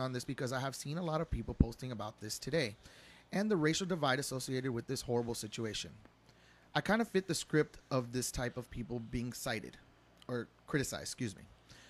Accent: Florida, United States; I was raised in South Florida in the era of culture diversity

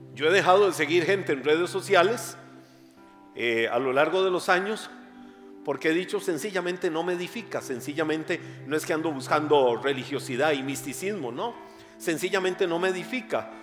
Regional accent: Costa Rica; accent: tico; also born or lived in West Texas, United States; no me van a cambiar mi acento tico

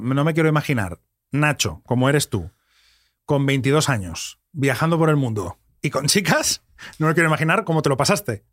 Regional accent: Catalonia, Spain; yo soy catalán

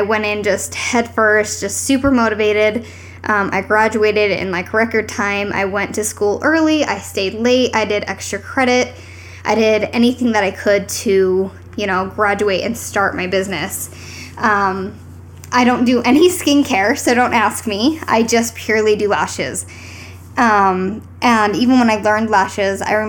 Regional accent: St. George, Utah, United States; now in Salt Lake City, United States; I'm from Utah

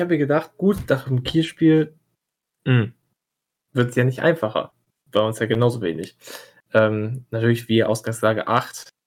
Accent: Kiel, Schleswig-Holstein, Germany; Darauf hoffe ich als Kieler so ein bisschen mit dazu, dass der HSV sich noch wirklich am letzten Spieltag so blamiert, dass sie auf Platz 3 landen.

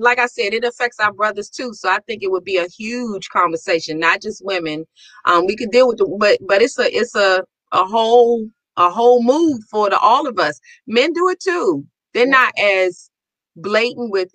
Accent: Washington, District of Columbia, United States; I said, Washington, D.C.

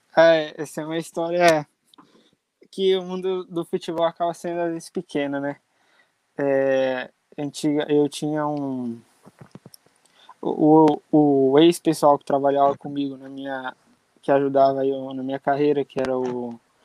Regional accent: Jarinu, São Paulo, Brazil; moved away as an adult; also born or lived in São Bernardo do Campo; now in Coimbra, Portugal; só nasci em São Bernardo, mas minha vida inteira, infância, tudo, sempre foi em Jarinu.

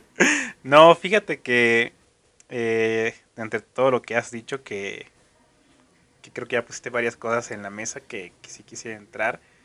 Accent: Mexico; soy, soy mexicano

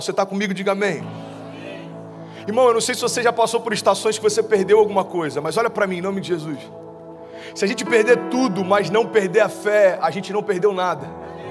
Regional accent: Cabo Frio, Rio de Janeiro, Brazil; moved away as an adult; now in Orlando, United States; Eu nasci em Cabo Frio e para quem não conhece, Cabo Frio fica na, no interior do Rio de Janeiro, próximo de Búzios. E a gente sempre brincava, cara, a gente mora num lugar onde o Brasil passa férias

